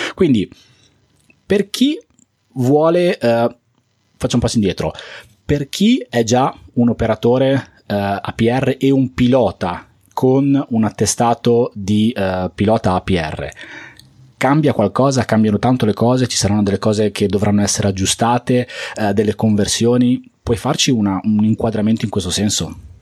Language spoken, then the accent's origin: Italian; Liguria, Italy; also born or lived in Bologna; Siccome io sono Ligure, sono abbastanza vicino a Genova